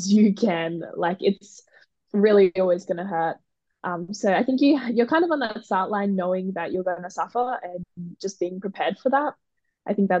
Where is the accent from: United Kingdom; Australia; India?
Australia; as an Australian